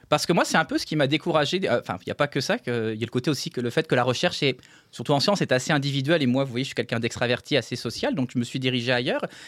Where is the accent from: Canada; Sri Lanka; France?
France; Nancy, Grand Est; je suis né à Nancy en France.